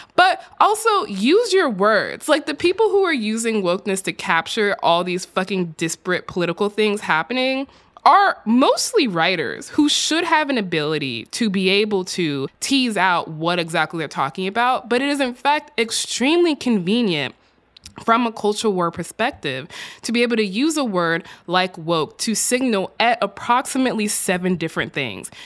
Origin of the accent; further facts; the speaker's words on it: Texas, United States; my home state of Texas